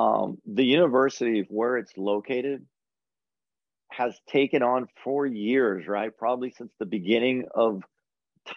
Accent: Brownsville, Texas, United States; I was born and raised in Brownsville

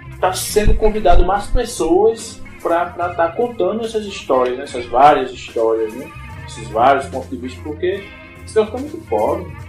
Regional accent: Parnamirim, Rio Grande do Norte, Brazil; also born or lived in São Lourenço da Mata, Pernambuco; eu, como parnamirinense, é, por amor, né? Que eu sou nascido em Pernambuco, mas estou aqui desde 9 anos de idade

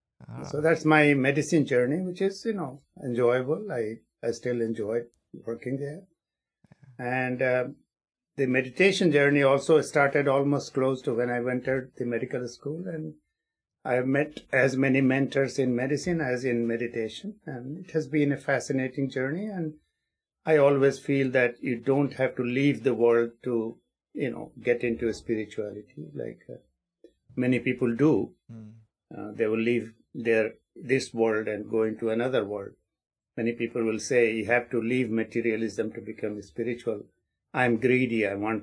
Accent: England, United Kingdom; now in Maine, United States; I was at Mass General in Harvard, you know, in Boston, when I came from England and then came to Maine

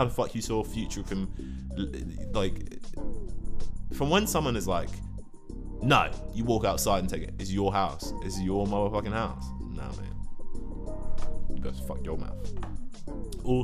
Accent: London, United Kingdom; I'm 22. I come from London

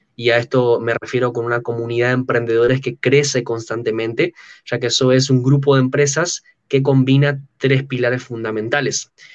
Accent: Buenos Aires, Argentina; accent: argento; soy de Buenos Aires, Argentina, tengo 23 años actualmente

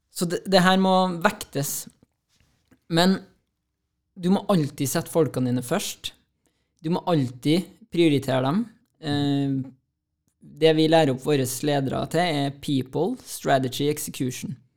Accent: Trondheim, Trøndelag, Norway; Jeg er jo fra Ranheim. Og kom meg gjennom eh, den oppveksten

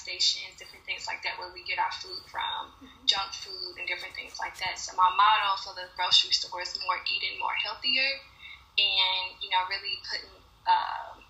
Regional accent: Louisville, Kentucky, United States; I grew up in Newburgh. So in a Black community, low income

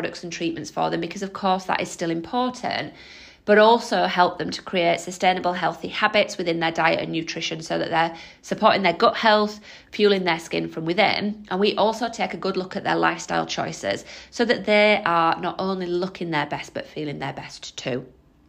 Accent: Holmfirth, Yorkshire and the Humber, United Kingdom; moved away as an adult; now in Leicester, United Kingdom; I am a Yorkshire lass. I'm from a small town called Homeforth in West Yorkshire, but I moved to Leicester to be with my husband 15 years ago.

